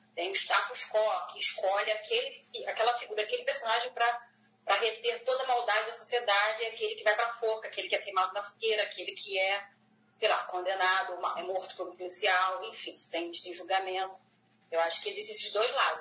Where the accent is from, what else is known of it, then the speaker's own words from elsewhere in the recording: São Gonçalo, Rio de Janeiro, Brazil; eu sou de São Gonçalo, estado de Rio de Janeiro